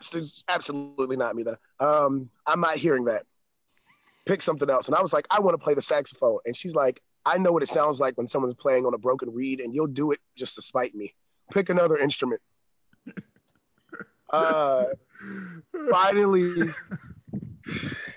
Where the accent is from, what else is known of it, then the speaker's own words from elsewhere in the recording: Atlanta, Georgia, United States; also born or lived in Chicago; now in Tennessee, United States; I'm from the South. I'm from Atlanta, Georgia